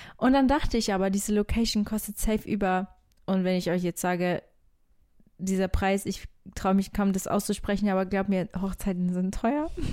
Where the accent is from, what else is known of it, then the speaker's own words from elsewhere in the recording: Algarve, Portugal; in der Algarve, äh, da wo ich aufgewachsen bin